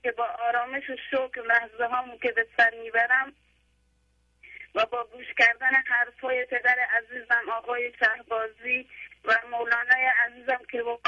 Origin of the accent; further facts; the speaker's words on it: Neyshabur, Razavi Khorasan, Iran; now in Iraqi Kurdistan, Iraq; بچه ایرانم بچه نیشابور خراسان بچه نیشابور هستم